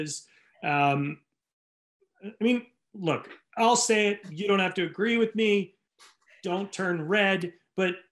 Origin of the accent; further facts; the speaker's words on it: Rhode Island, United States; now in California, United States; growing up in Rhode Island